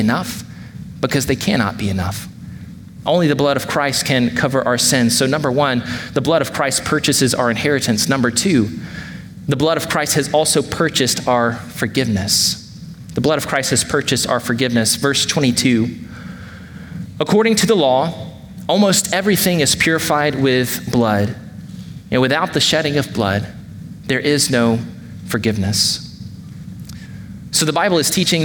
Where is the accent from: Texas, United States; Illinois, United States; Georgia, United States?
Georgia, United States; now in Wake Forest, United States; growing up in Georgia